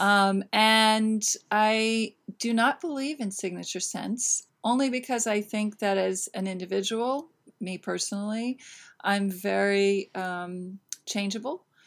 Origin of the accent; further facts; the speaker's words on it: Northern California, United States; moved away as an adult; now in New York City, United States; born and raised in California